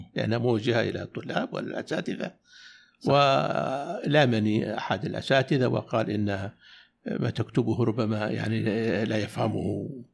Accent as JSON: {"language": "Arabic", "region": "Najd", "country": "Saudi Arabia", "said": "عندنا في نجد"}